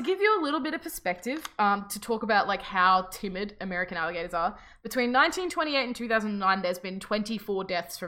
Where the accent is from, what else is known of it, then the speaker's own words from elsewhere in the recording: Australia; because we're from Australia